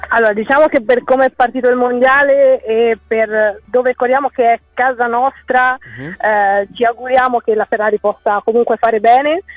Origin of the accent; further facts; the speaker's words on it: Pistoia, Tuscany, Italy; moved away as an adult; now in Bologna, Italy; sono di Pistoia, in ah, Toscana, ah. eh, però studio a Bologna